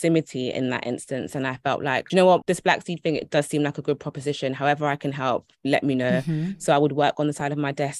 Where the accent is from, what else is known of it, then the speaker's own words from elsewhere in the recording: London, United Kingdom; I grew up in Brixton, which is an area in South London, and we grew up pretty working class.